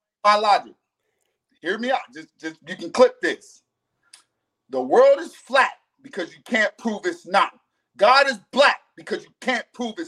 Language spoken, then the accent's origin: English; United States; America, you can't be more American than me, because I was born here too